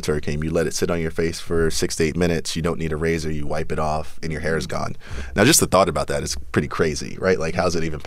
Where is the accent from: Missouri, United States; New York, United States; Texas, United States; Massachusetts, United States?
New York, United States; New York City; So I was born in South Jamaica, Queens, 40 Projects. When I was 6 years old, moved to Flushing, Queens, Latimer Projects